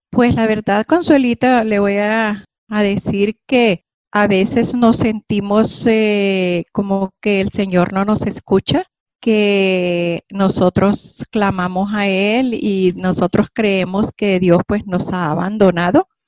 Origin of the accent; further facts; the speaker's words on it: Honduras; por haberme invitado a mi vida de fe en mi país, Honduras.